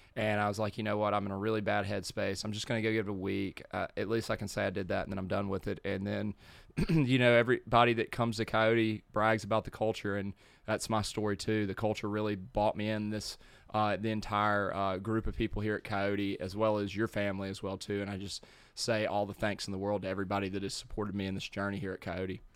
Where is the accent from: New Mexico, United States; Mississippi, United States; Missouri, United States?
Mississippi, United States; Madison; grew up here in Madison